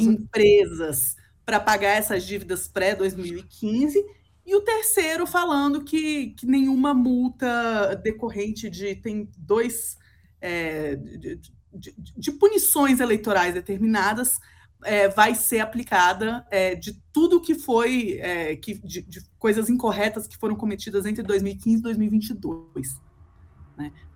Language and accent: Portuguese; Brazil; como brasileira